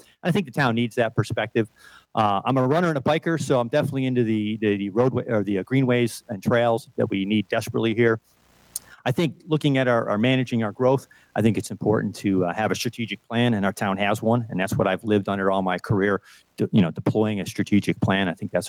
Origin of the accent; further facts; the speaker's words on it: Western New York, United States; now in Huntersville, United States; I'm also from Western New York.